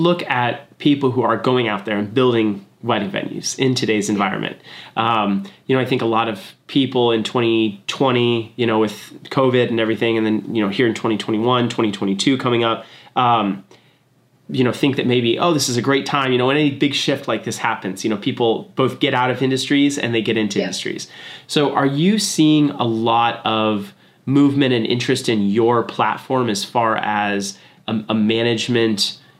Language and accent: English; Fort Worth, Texas, United States; born there; now in San Diego, United States; I was born in Fort Worth. You could be in Arlington, you could be in Dallas, you could be in, you know, Fort Worth, like the whole Tri-City area